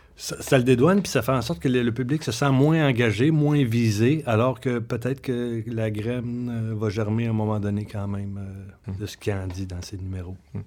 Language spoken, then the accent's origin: French; Saint-Hyacinthe, Quebec, Canada; moved away; je viens de Saint-Hyacinthe. Hein, fait que je connaissais bien ma ville